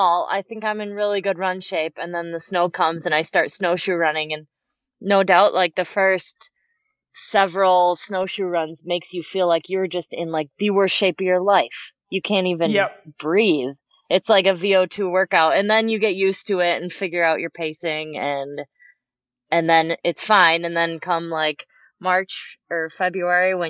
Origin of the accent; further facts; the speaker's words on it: Madison, Wisconsin, United States; I grew up in Madison, Wisconsin here